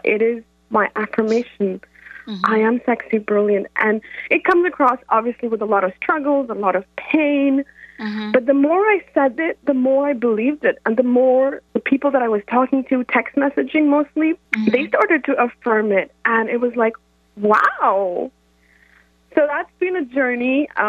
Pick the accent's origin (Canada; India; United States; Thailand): India; I'm from India.